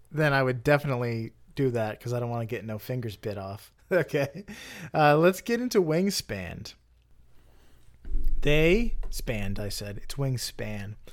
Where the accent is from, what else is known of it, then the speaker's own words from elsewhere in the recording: Florida, United States; I'm like being from Florida, the, the whole the whole state is a canal